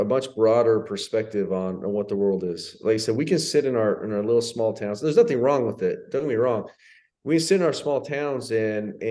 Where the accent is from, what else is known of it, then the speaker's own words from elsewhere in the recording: United States; moved away as an adult; also born or lived in Italy / Spain; I'm as American as they come